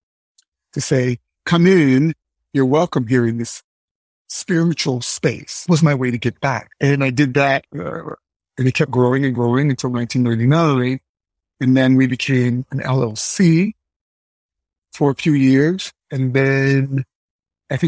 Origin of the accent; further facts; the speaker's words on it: Shaker Heights, Ohio, United States; moved away as an adult; also born or lived in Pittsburgh; now in New York City, United States; I was very sheltered from Shaker Heights, even in Pittsburgh